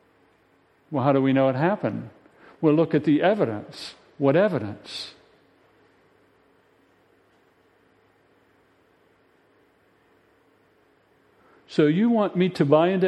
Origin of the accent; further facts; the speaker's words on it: United States; we, as American citizens